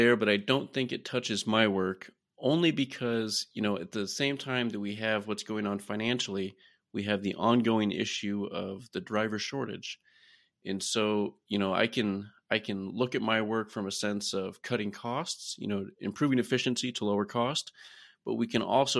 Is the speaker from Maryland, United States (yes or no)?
no; Iowa, United States; I'm from Iowa originally, grew up around farming